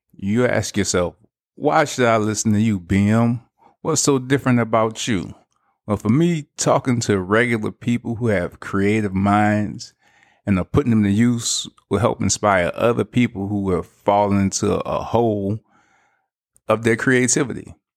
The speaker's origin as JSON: {"language": "English", "town": "New Orleans", "region": "Louisiana", "country": "United States", "tie": "born or raised there", "said": "I'm originally from New Orleans, Louisiana"}